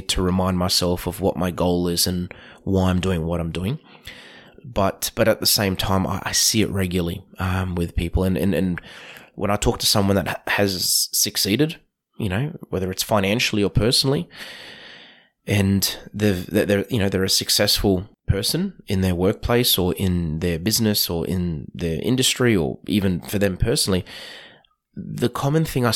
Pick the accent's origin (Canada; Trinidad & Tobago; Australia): Australia; Queensland; my experience as a Queenslander growing up